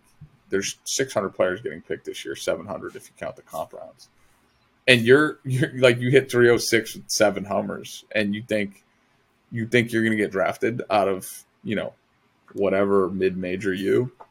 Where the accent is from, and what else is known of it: Massachusetts, United States